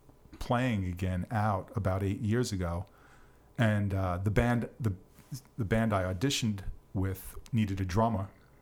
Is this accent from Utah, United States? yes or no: no; Long Island, New York, United States; accent: New York; now in Somerville, United States; I grew up in New York on the island.